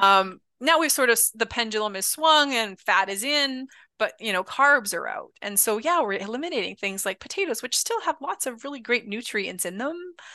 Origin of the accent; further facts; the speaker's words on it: Canada; being Canadian